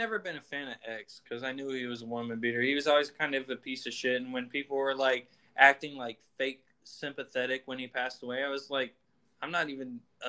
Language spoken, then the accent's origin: English; Texas, United States; moved away as an adult; now in Arizona, United States; I'm from Texas. I'm from the dirty south, man.